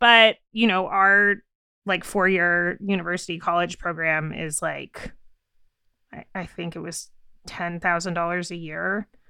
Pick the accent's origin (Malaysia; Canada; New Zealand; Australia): Canada; I'm from Canada